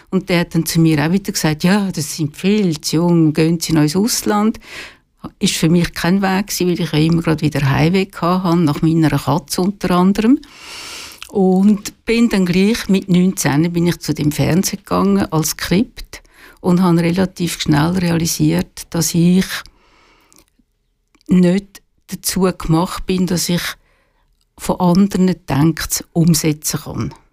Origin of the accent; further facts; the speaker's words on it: Küsnacht, Zurich, Switzerland; also born or lived in Biel; bin in Zürich aufgewachsen